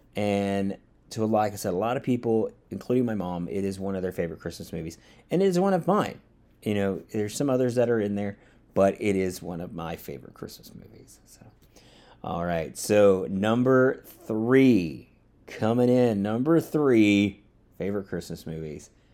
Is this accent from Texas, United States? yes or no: no; Georgia, United States; also born or lived in Louisiana / Orlando, Florida; now in Austin, United States; I grew up in the South. I grew up in Georgia